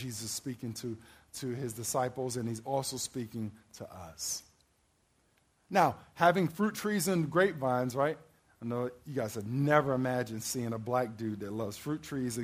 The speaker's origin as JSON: {"language": "English", "region": "Maryland", "country": "United States", "said": "I'm from Maryland"}